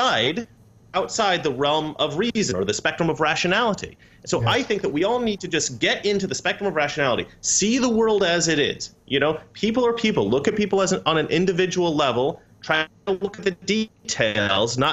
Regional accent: Oregon, United States; now in California, United States; I grew up in Oregon, which is similar to Poland, mostly white people

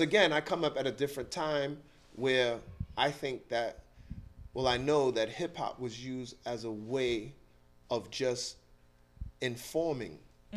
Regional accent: New York City, New York, United States; I grew up in Eastchester Projects

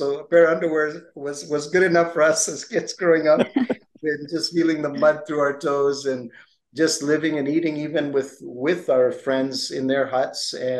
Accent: Papua, Indonesia; moved away; also born or lived in Philadelphia; But I was born in Philadelphia as my parents were on their way to New Guinea in 1962. So now you know my age as well. And at age 6 months, I was inducted into the world of mission, and it was a primitive location in what today is known as Papua

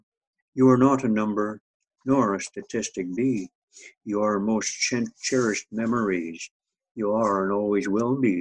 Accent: northern Saskatchewan, Canada; now in Maple Ridge, Canada; my hometown in northern Saskatchewan

